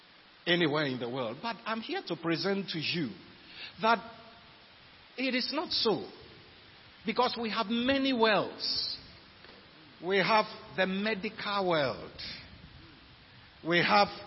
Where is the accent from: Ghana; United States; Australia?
Ghana; we're Ghanaians, we are in Ghana